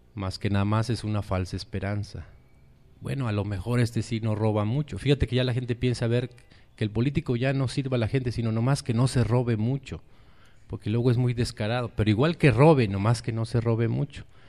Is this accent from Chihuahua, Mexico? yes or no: no; Chiapas, Mexico; nosotros somos allá de Chiapas, de las montañas del sureste mexicano